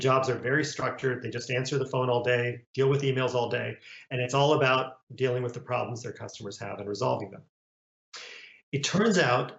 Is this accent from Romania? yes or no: yes; Romania; now in United States; I was born in Romania and came to the US as a refugee